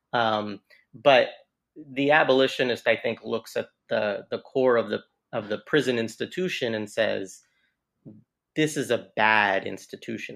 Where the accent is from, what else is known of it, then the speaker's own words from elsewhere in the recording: Southern Oregon, United States; moved away; I grew up in Southern Oregon